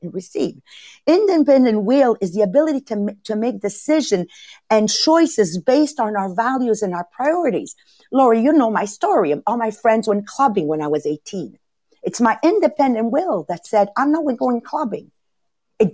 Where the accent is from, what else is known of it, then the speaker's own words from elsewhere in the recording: Montreal, Quebec, Canada; I was raised in Montreal North, immigrant family